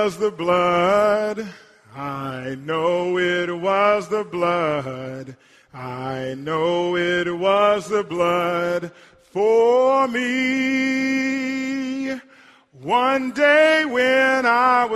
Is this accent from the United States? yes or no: yes; Hartshorne, Oklahoma, United States; When I was growing up in Hartshorne, and when we would go to church at Mount Nebo Baptist Church, my childhood, my home church